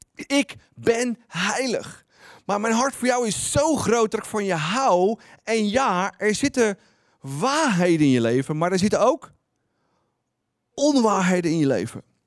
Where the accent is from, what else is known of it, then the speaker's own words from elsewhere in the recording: Netherlands; als Nederlanders